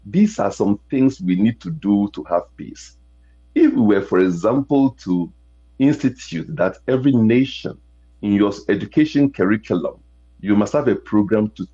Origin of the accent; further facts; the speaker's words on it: Ghana; accent: international Americanese; moved away; I come from Africa